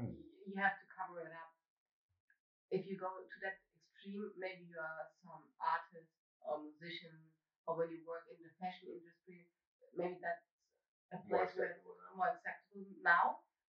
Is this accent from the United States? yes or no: no; Germany; I'm Eritrean.